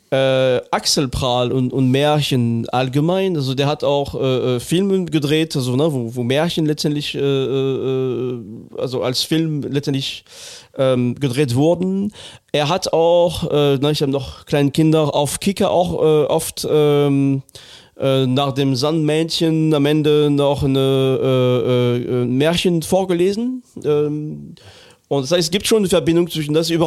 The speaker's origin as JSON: {"language": "German", "region": "Northern Germany", "country": "Germany", "moved": "yes", "lives_now": "Cologne, Germany", "said": "Ich bin Norddeutscher."}